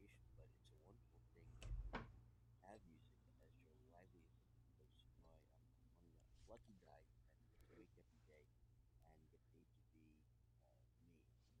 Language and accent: English; Philadelphia, Pennsylvania, United States; Philly born and raised.